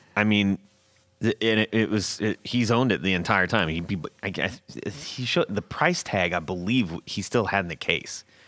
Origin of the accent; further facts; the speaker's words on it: Southern California, United States; I grew up in Southern California.